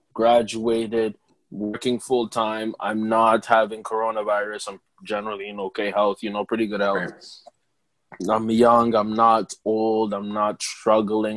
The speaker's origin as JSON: {"language": "English", "country": "Rwanda", "said": "as an African Rwandese person"}